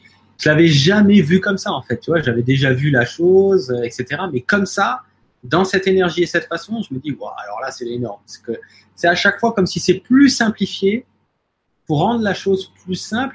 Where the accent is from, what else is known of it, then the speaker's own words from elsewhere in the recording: France; chez nous en France